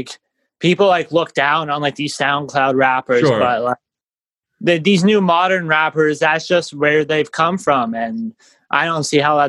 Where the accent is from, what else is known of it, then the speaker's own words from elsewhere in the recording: Winnipeg, Manitoba, Canada; I grew up in Winnipeg, Manitoba, Canada. I grew up in the north end of Winnipeg.